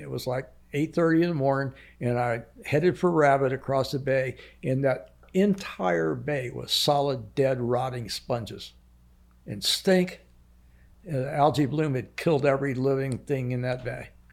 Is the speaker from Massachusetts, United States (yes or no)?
no; Islamorada, Florida, United States; I grew up in, on Lower Matacumbie